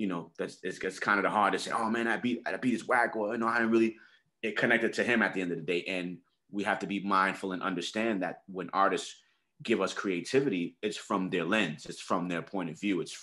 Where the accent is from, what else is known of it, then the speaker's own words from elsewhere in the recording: New York City, New York, United States; I grew up in the Bronx. I'm from 169th and Washington Avenue, the 9, a hood.